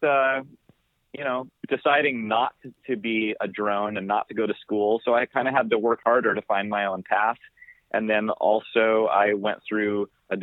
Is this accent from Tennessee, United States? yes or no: no; Corvallis, Oregon, United States; I grew up on a goat farm in the woods outside of Corvallis, Oregon.